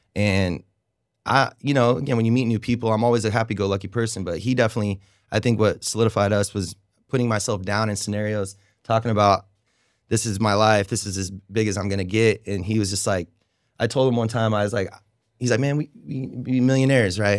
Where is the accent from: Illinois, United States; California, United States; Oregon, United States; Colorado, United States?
Oregon, United States; moved away as an adult; now in Raleigh, United States; moved here in 2007, and I came from Oregon